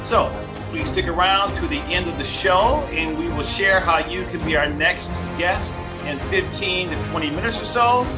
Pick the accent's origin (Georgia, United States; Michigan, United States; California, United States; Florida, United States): Michigan, United States; I'm from Michigan, so we've got that Michigan connection.